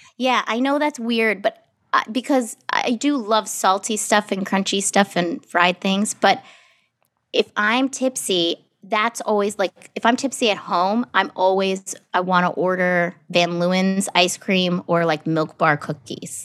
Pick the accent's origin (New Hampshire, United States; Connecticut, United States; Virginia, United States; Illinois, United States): New Hampshire, United States; moved away; I grew up in New Hampshire